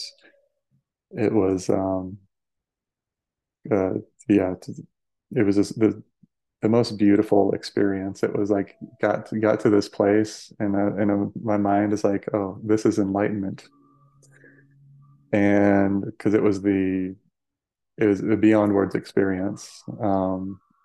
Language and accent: English; Denver, Colorado, United States; moved away as an adult; now in Sedona, United States; I grew up in Colorado, like Denver area